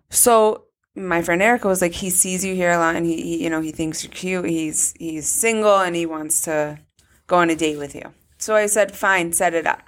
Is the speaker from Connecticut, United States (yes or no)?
yes; Weston, Connecticut, United States; I was from Weston